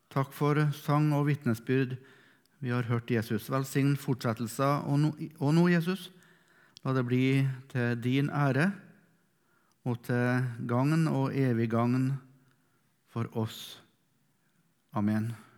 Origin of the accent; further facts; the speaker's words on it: Melhus, Trøndelag, Norway; er fra Melhus i Sør-Trøndelag